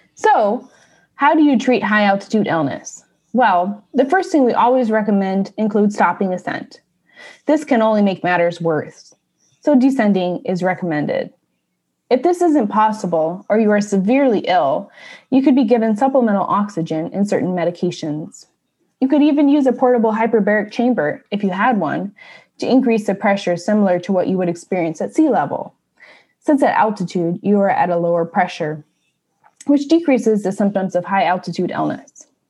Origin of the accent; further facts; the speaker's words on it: Washington, United States; Mount Rainier from my home state